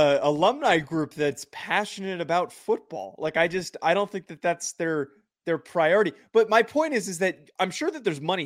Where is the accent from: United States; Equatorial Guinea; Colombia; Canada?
United States; New Jersey; I'm more of an obnoxious Italian because I'm from New Jersey.